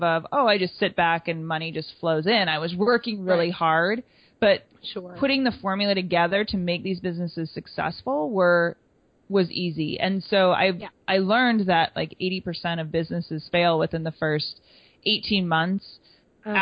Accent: Wisconsin, United States; I grew up in Wisconsin

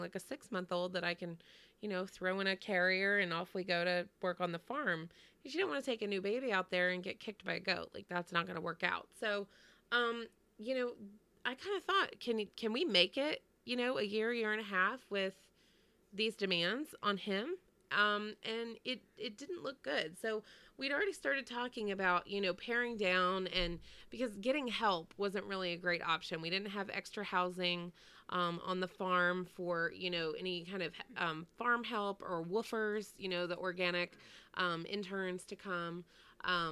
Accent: Texas, United States; moved away as an adult; also born or lived in Connecticut; I grew up in Texas and everything there is far.

